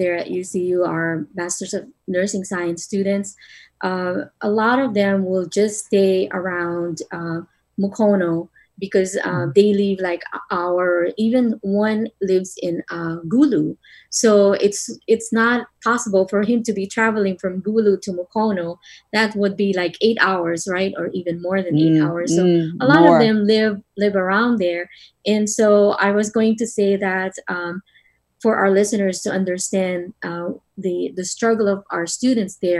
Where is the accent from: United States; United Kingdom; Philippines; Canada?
Philippines; moved away; growing up in the Philippines